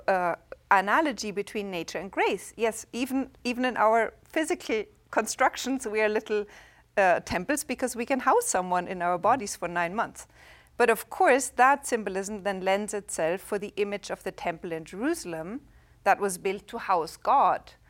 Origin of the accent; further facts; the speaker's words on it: Germany; English is a second language; moved away; I'm from Germany